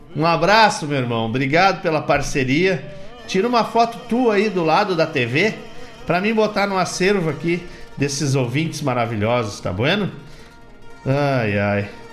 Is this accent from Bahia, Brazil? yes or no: no; Gaúcho, Rio Grande do Sul, Brazil; circulamos enquanto gaúchos e gaúchos pela mesma pampa